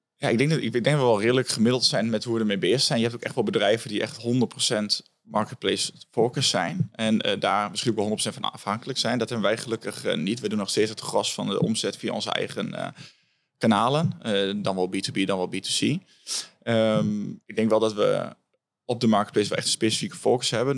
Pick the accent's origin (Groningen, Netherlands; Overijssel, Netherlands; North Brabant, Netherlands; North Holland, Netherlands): Overijssel, Netherlands; Hengelo; now in Enschede, Netherlands; ik kom uit Hengelo. Ik woon nu in Enschede.